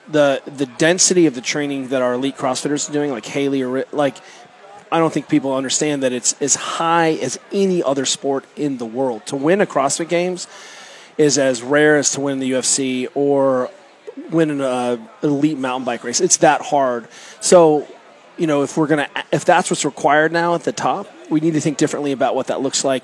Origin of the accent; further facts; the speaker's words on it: Germany; I grew up kayaking in Germany and then uh, went to the University of Colorado Boulder.